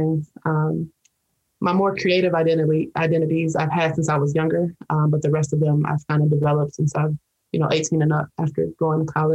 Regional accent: Detroit, Michigan, United States; I mostly identify with being a Detroiter, born and raised in Detroit

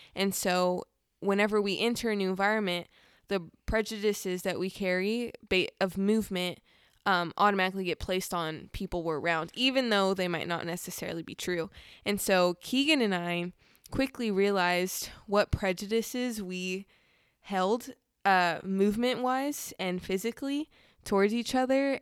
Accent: Southern California, United States; I'm from Southern California, very fast pace

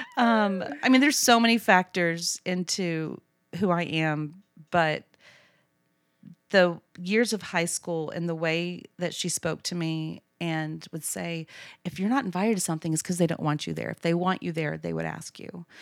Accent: Abilene, Texas, United States; I grew up in Abilene, went to A C U

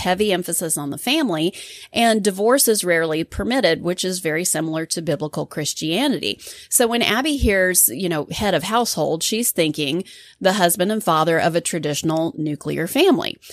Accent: United States; being an American

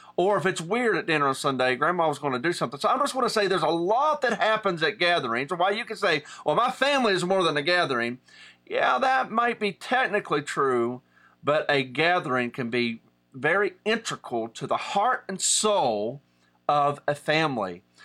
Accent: Southern West Virginia, United States; I'm from Southern West Virginia, and in Appalachian culture

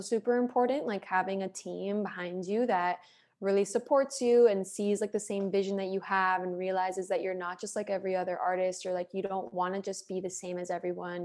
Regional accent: Miami, Florida, United States; moved away as an adult; now in Los Angeles, United States; Miami, I'm like, that's my hometown

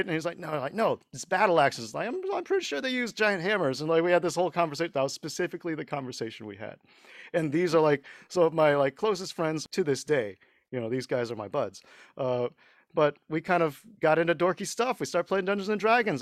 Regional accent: Houston, Texas, United States; first language Mandarin; moved away as an adult; also born or lived in Dallas, Texas / Beijing, China; we moved to Houston, and that's where we kind of grew up, went to high school

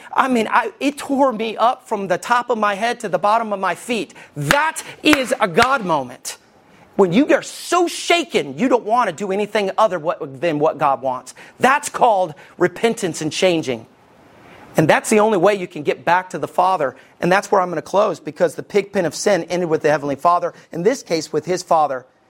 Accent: Somerville, Alabama, United States; also born or lived in Arab, Alabama; I stayed in Somerville

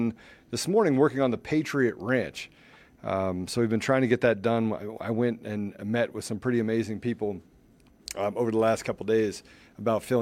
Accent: Washington, District of Columbia, United States; moved away as an adult; also born or lived in Winchester, Virginia; I was born in Winchester, Virginia, grew up in Washington, D.C., spent my first 21 years of my life there

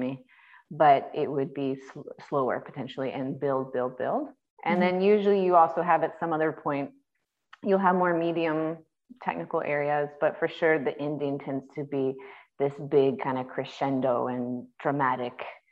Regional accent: United States; also born or lived in North Carolina; I am an American girl

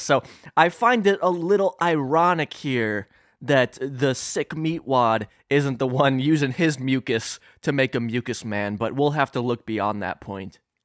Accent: Illinois, United States; that's my home state

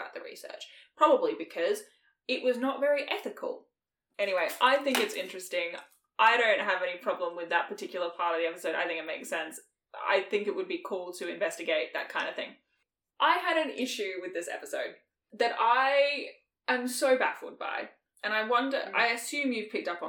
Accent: Australia; we grew up in Australia

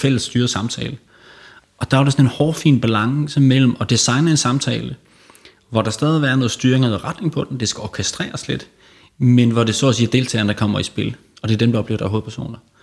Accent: Aarhus, Central Denmark Region, Denmark; moved away as an adult; now in Copenhagen, Denmark; jeg kommer oprindeligt fra Aarhus

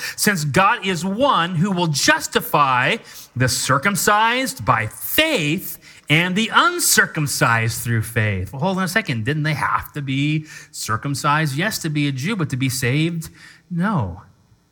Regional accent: United States; I'm an American

